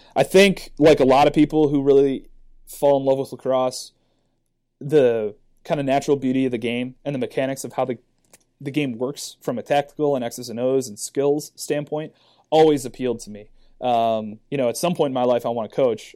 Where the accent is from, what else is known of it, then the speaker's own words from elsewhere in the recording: Cleveland, Ohio, United States; I'm originally from Cleveland, Ohio. I went to a high school called St. Ignatius. Uh, when I was growing up, there was no youth lacrosse in Cleveland